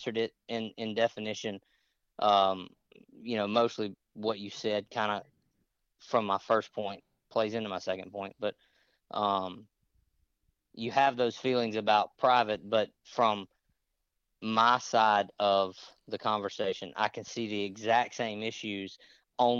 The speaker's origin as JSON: {"language": "English", "region": "Mississippi", "country": "United States", "tie": "born or raised there", "moved": "yes", "said": "I grew up in Mississippi"}